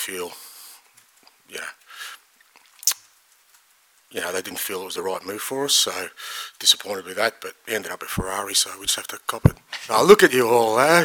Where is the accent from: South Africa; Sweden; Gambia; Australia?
Australia; now in United Kingdom; being Australian